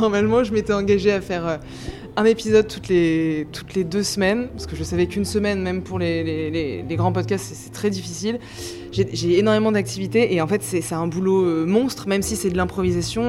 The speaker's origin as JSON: {"language": "French", "town": "Grenoble", "region": "Auvergne-Rhône-Alpes", "country": "France", "moved": "yes", "lives_now": "Paris, France", "said": "Moi je viens de Grenoble à la base et je suis arrivée à Paris"}